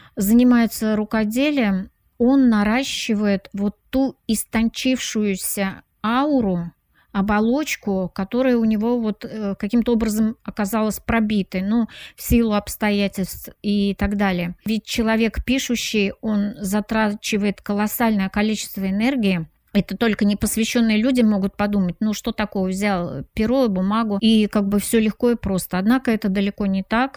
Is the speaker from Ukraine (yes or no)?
no; Samara, Samara Oblast, Russia; moved away; я приезжала на процедуру награждения, допустим, в родной город Самара